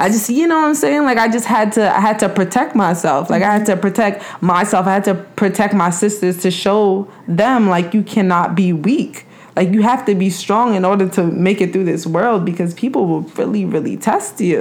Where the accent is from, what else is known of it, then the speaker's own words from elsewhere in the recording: New York, United States; moved away; also born or lived in New Jersey; I grew up in New York